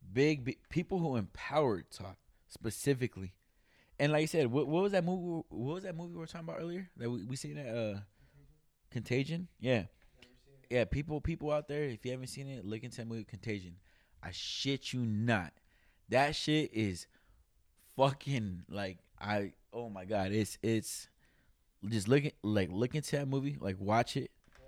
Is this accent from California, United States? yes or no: yes; California, United States; now in Sacramento, United States; I'm over here in Sacramento, right? I'm not gonna knock that, you know. I came from Monterey County and I came out here.